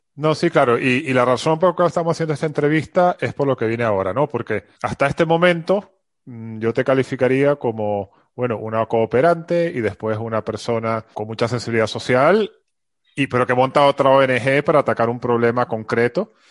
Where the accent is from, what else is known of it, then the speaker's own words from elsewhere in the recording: Venezuela; now in Madrid, Spain; yo soy de Venezuela